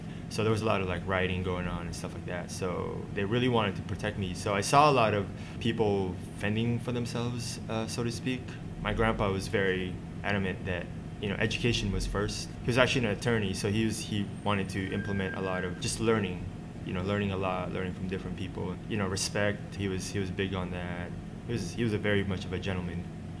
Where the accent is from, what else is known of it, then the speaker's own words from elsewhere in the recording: Bellflower, California, United States; growing up in Bellflower, California. There was a lot of, it was LA, but not really.